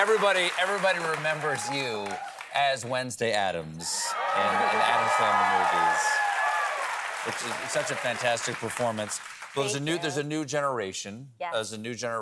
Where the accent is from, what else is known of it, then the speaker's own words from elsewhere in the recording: the South, United States; I'm from the South